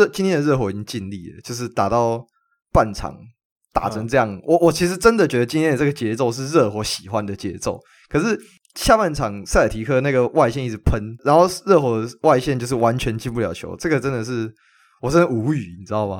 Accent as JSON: {"language": "Chinese", "region": "Taoyuan", "country": "Taiwan", "said": "跟跟我算同乡啦，我也是桃园人。"}